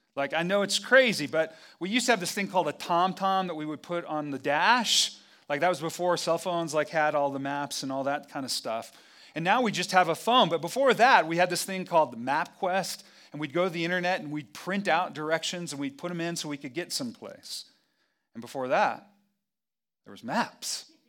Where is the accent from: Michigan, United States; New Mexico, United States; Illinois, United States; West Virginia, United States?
New Mexico, United States; Albuquerque; I'm from Albuquerque, and I'm a pastor